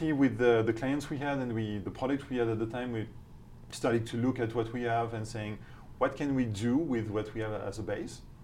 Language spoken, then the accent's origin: English; France; accent: French; English is a second language; moved away as an adult; also born or lived in United Kingdom / Switzerland; Starting with my accent, my outrageous accent, you can understand that I'm not from here, so I'm French